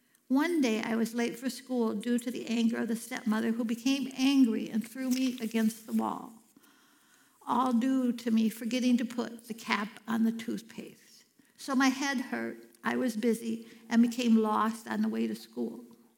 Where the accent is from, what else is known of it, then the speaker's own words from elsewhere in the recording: Cadillac, Michigan, United States; also born or lived in Chicago; I was born in Chicago while my parents were attending Moody Bible Institute. After they graduated, we moved to Cadillac, Michigan.